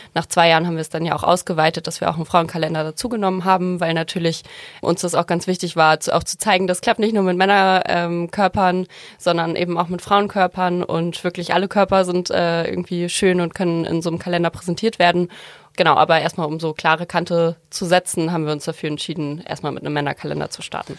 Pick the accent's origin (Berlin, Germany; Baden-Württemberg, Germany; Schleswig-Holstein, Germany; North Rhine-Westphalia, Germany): Schleswig-Holstein, Germany; Heide; ich komme aus Heide